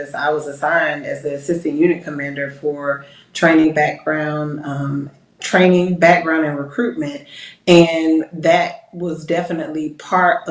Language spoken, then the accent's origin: English; Decatur, Georgia, United States; I'm from a suburb of the metro Atlanta area, Decatur